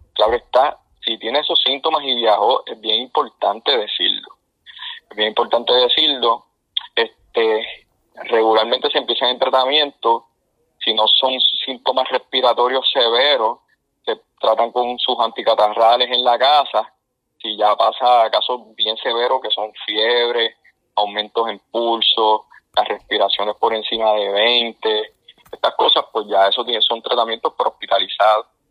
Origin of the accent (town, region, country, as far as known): Puerto Rico